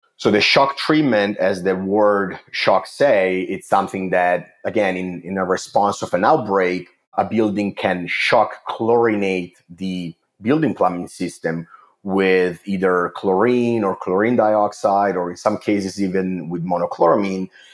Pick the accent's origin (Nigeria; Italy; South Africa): Italy; English is a second language; moved away as an adult; also born or lived in Milan; I'm originally from Italy. You can probably tell from my accent.